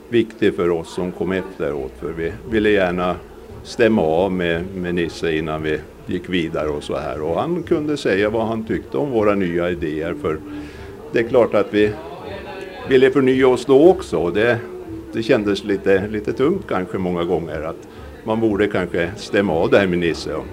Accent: Åland, Finland; Det räckte nästan att säga att jag kommer från Åland.

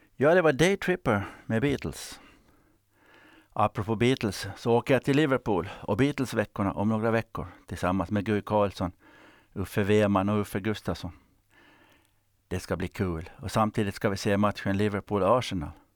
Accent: Finland; Jag växte upp i Strandnäs, eller om det var Johannebo

